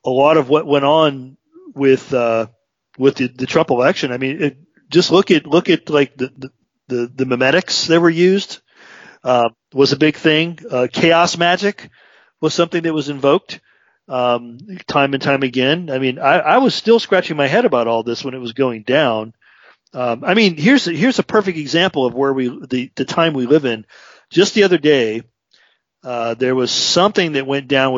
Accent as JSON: {"language": "English", "town": "Chicago", "region": "Illinois", "country": "United States", "tie": "born or raised there", "said": "I came from a very blue working class family. I grew up in Chicago"}